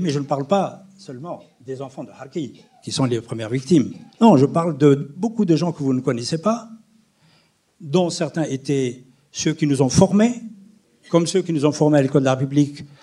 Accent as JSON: {"language": "French", "town": "Aïn Defla", "region": "Aïn Defla Province", "country": "Algeria", "tie": "born or raised there", "moved": "as an adult", "lives_now": "France"}